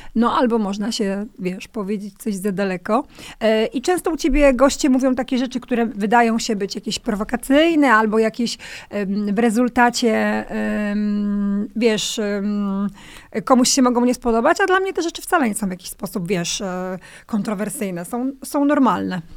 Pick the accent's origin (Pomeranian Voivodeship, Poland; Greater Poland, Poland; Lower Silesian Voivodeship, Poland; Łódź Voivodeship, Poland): Pomeranian Voivodeship, Poland; Kwidzyn; ja pochodzę z Kwidzyna, z mojego miasta